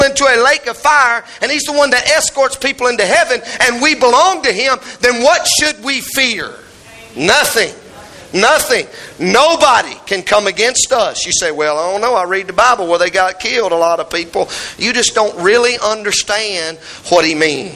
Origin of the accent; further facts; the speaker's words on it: United States; we're American